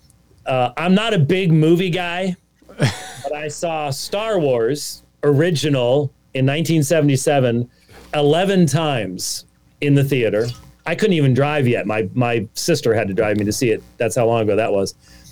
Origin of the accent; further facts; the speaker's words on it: Scotland, United Kingdom; This is a Scottish claymore. I'm Scottish.